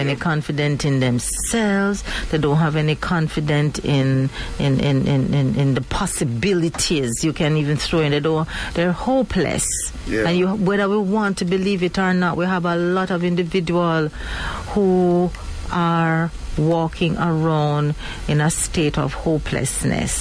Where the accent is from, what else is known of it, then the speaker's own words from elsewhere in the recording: Jamaica; as we Jamaican call it